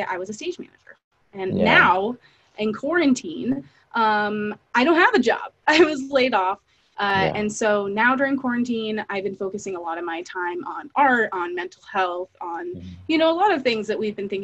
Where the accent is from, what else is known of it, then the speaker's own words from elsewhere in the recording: Fairfax, California, United States; I grew up in Fairfax, California, which is a tiny town in Northern California